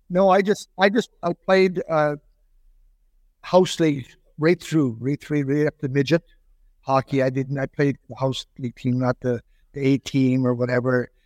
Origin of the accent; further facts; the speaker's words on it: South Porcupine, Ontario, Canada; moved away as an adult; also born or lived in Germany / Long Beach, New York; South Porcupine, Ontario, which is another five hundred miles north of here